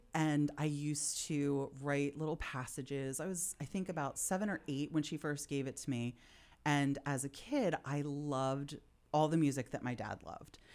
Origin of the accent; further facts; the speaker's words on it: Philadelphia, Pennsylvania, United States; I'm from Philadelphia. I come from a blue collar Philly family.